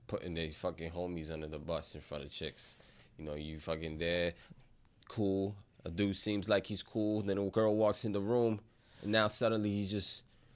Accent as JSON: {"language": "English", "town": "Bronx", "region": "New York", "country": "United States", "tie": "born or raised there", "said": "And then we grew up in the Bronx"}